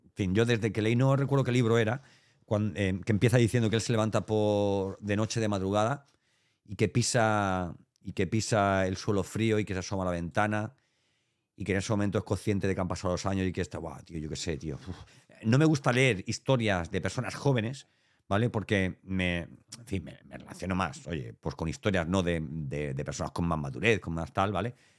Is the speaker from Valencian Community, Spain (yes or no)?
yes; Elche, Valencian Community, Spain; now in Andalusia, Spain; nosotros somos ilicitanos